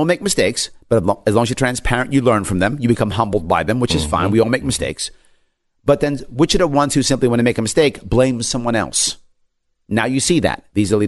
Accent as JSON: {"language": "English", "region": "New York", "country": "United States", "tie": "born or raised there", "said": "I'm born and raised in New York State. My family and friends are in New York State. I love my state."}